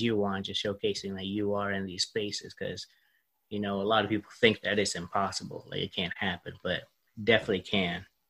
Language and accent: English; Charleston, South Carolina, United States; moved away; my grandma's house in my hometown, Charleston, South Carolina